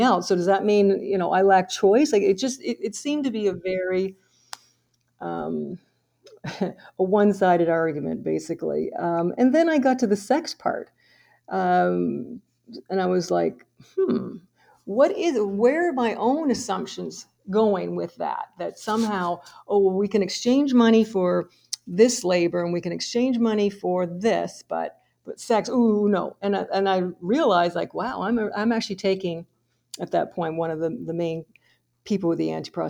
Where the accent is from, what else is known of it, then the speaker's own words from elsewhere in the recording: Fredericton, New Brunswick, Canada; I'm from Fredericton, New Brunswick.